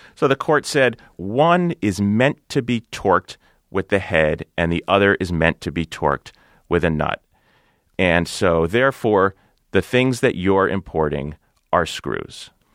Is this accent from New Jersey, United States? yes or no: yes; New Jersey, United States; my home state of New Jersey